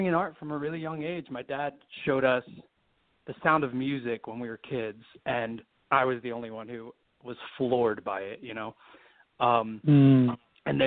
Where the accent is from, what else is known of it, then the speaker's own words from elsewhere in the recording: Washington Township, New Jersey, United States; also born or lived in Philadelphia, Pennsylvania; I grew up in southern New Jersey. I was born in South Philly